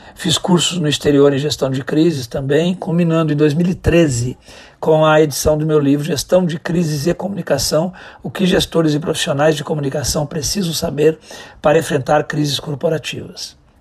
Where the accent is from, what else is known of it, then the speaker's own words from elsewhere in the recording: Rio Grande do Sul, Brazil; moved away as an adult; also born or lived in Brasília; sou natural do Rio Grande do Sul